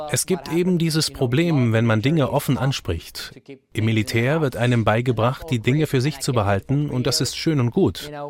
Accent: France; now in United States; ich bin Franzose

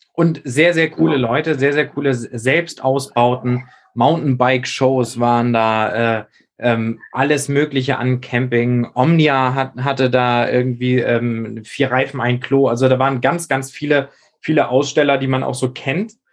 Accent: Schleswig-Holstein, Germany; now in Hamburg, Germany; für mich als Schleswig-Holsteiner

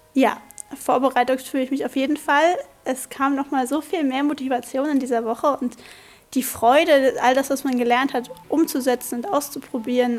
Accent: Grünheide, Brandenburg, Germany; ich bin 15 und ich komme aus Grünheide

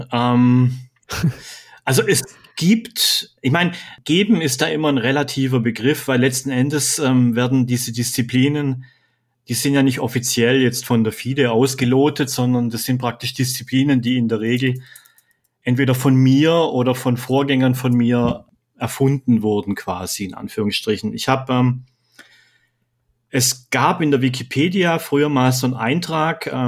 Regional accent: Bad Mergentheim, Baden-Württemberg, Germany; gebürtiger {S0} Unterfranke. Ich komme aus Bad Mergentheim, aber ähm, ja, ich habe jetzt hier schon viele Jahre gelebt, hauptsächlich an der Zonengrenze zu Bayern.

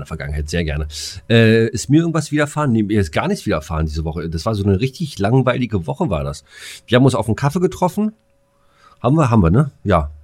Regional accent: Bad Freienwalde, Brandenburg, Germany

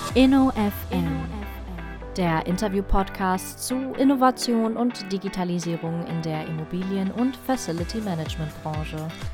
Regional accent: Erfurt, Thuringia, Germany; moved away as an adult; wieder zurück in meine alte Heimat Erfurt gegangen

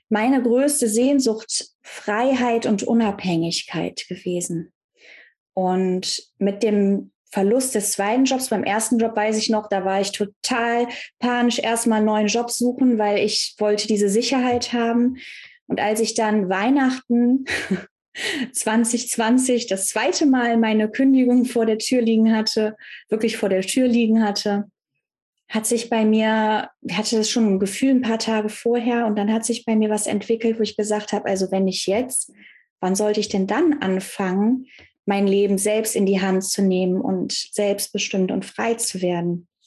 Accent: North Rhine-Westphalia, Germany; ich komme ja aus dem Kölner Raum, aus dem Bergischen Land und ich bin halt eine Frohnatur

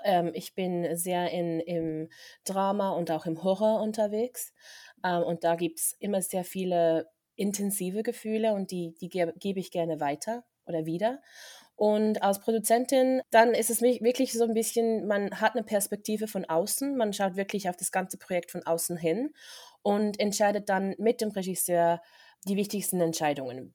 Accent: Interlaken, Bern, Switzerland; moved away as an adult; now in Los Angeles, United States; ich bin ursprünglich aus Interlaken, bin in Interlaken aufgewachsen und bin dann von vor sechs Jahren nach LA gezogen

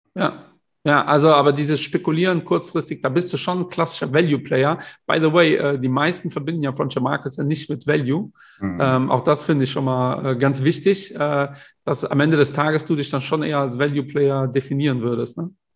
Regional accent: Portugal; ich bin ja Portugiese

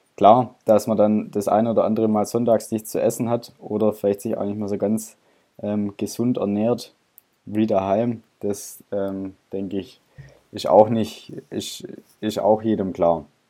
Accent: Stuttgart, Baden-Württemberg, Germany; ich komme aus Stuttgart.

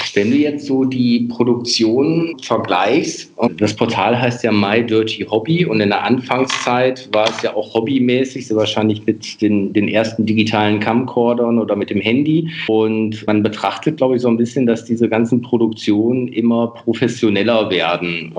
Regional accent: Münsterland, North Rhine-Westphalia, Germany; Ich komme gebürtig aus dem Münsterland

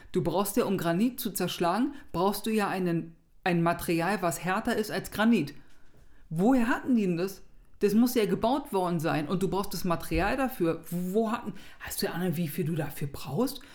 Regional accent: Berlin, Germany; als Berliner. Ich bin ja nicht aus Hamburg

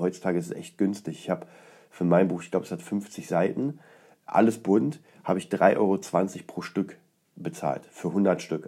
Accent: Poland; moved away; aus Polen ist, aus meiner Heimatstadt

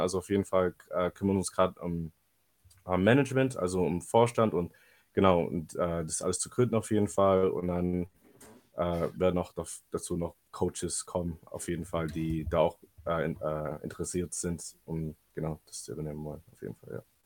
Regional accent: Balingen, Baden-Württemberg, Germany; in Balingen, in meiner eigenen Heimat

